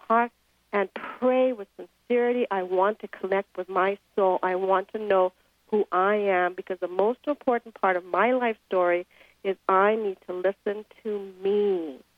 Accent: India; moved away; I grew up in India.

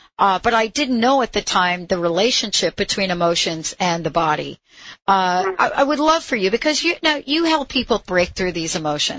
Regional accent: New York City, New York, United States; I grew up in New York City.

